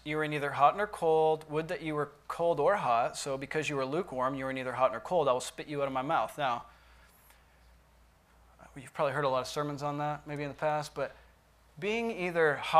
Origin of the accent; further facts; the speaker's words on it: United States; as American Christians